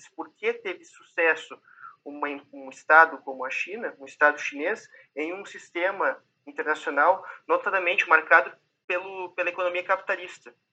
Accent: Brazil; accent: Brazilian; now in Portugal

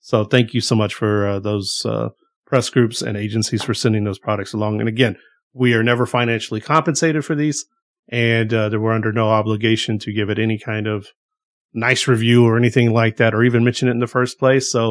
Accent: the South, United States; We are from the South. We like things just a little bit spicier

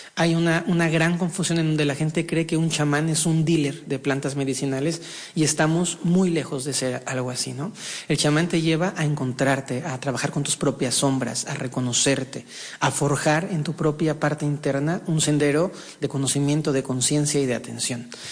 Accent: Mexico; Nací en un país, en México, siendo con una abuela profundamente religiosa

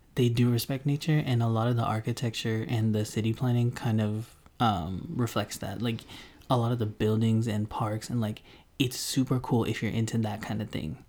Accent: Denver, Colorado, United States; also born or lived in Houston, Texas; now in Tokyo, Japan; a South Asian American from Denver, Colorado

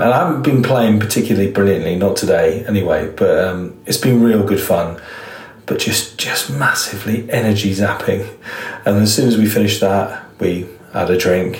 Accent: England, United Kingdom

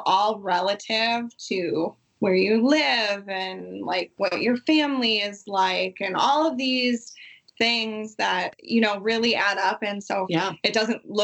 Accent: United States; two American women that are taller

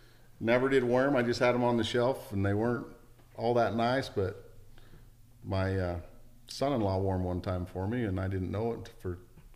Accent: Big Piney, Wyoming, United States; I was raised in Wyoming, Big Piney, Wyoming, just south of Jackson Hole there

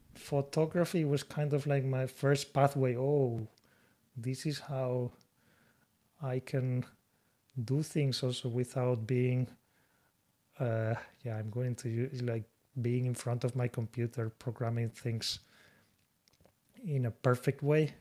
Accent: Spain; moved away as an adult; now in Japan; I'm from Spain

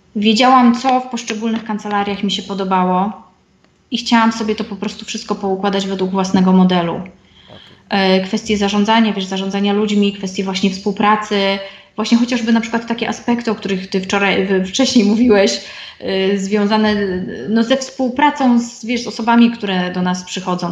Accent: Silesian Voivodeship, Poland; moved away as an adult; also born or lived in Warsaw; Ja pochodzę ze Śląska, y, na studia dostałam się do Warszawy

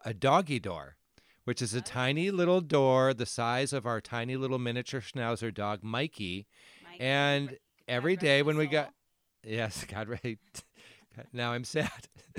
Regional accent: Mesa, Arizona, United States; We grew up together in American suburbia in the 1980s in metropolitan Phoenix, Arizona, the East Valley, to be specific, Mesa

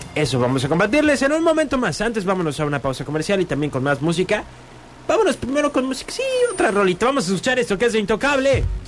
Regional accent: Mexico; nos unimos como mexicanos

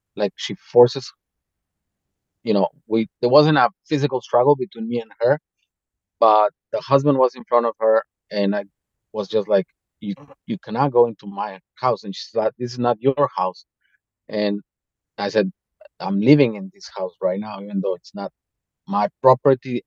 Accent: Mexico; now in Slovakia; going back to mexico

